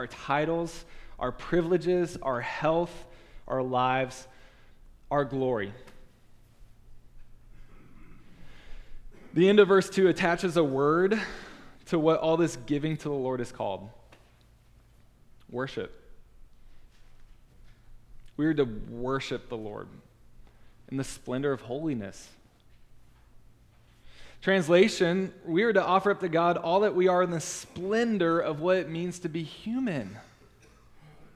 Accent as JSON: {"language": "English", "region": "Virginia", "country": "United States", "tie": "born or raised there", "said": "I grew up in Virginia"}